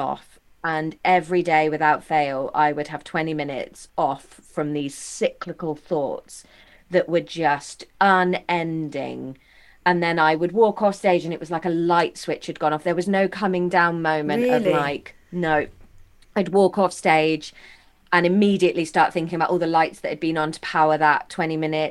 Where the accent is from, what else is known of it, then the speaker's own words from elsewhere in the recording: Taunton, South West England, United Kingdom; I'm from just outside Taunton.